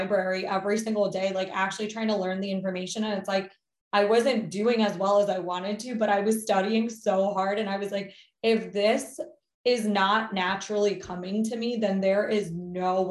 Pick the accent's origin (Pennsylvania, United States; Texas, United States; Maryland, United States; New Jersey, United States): Maryland, United States; also born or lived in Rockville, Maryland; I grew up in Maryland. Currently am in Rockville, Maryland.